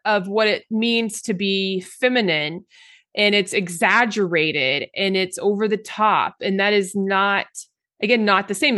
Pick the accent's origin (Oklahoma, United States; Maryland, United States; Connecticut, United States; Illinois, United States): Oklahoma, United States; I grew up in Oklahoma